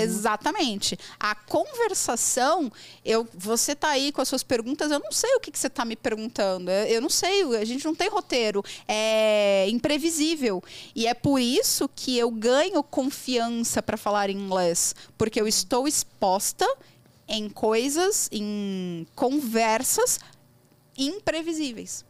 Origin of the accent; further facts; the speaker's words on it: Brazil; first language Portuguese; Eu sou brasileira, tô aprendendo inglês